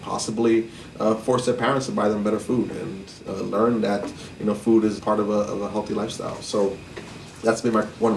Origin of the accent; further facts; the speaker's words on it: New York City, New York, United States; I actually was born and raised in Cypress Hills, East New York